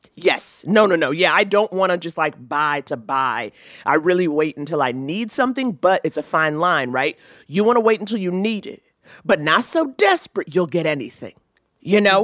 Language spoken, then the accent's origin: English; New York City, New York, United States; growing up in New York City